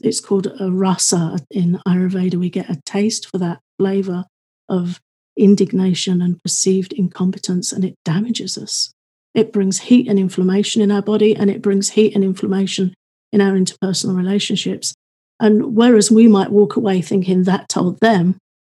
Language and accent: English; United Kingdom; I'm British